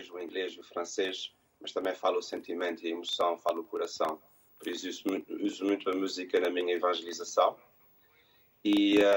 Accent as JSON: {"language": "Portuguese", "town": "Montreal", "region": "Quebec", "country": "Canada", "tie": "born there", "said": "a minha mãe diz muitas vezes que quando eu nasci falava-se muito em Montreal que eu nasci em 1980."}